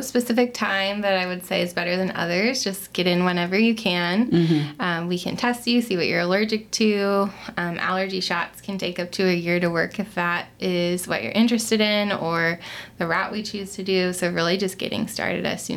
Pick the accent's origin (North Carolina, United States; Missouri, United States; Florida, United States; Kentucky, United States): Florida, United States; Melbourne Beach; moved away as an adult; now in Nashville, United States; I'm originally from Florida. I grew up in a small beach town, Melbourne Beach, Florida.